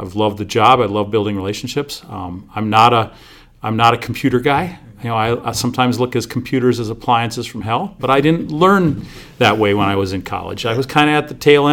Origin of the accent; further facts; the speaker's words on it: St. Michael, Minnesota, United States; moved away as an adult; now in Duluth, United States; I grew up in St. Michael, Albertville, Minnesota, about 30 miles northwest of the Twin Cities